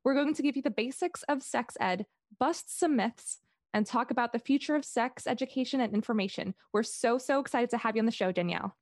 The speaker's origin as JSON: {"language": "English", "country": "Singapore", "tie": "born or raised there", "said": "in my high school when I grew up in Singapore"}